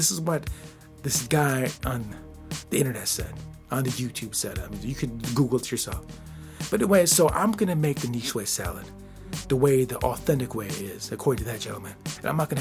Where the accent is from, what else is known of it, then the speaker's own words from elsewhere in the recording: United States; I'm not from France. I'm from the United States of America